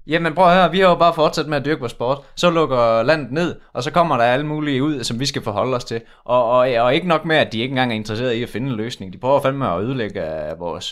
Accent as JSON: {"language": "Danish", "town": "Udbyhøj", "region": "Central Denmark Region", "country": "Denmark", "said": "vi kommer jo fra Udbyhøj"}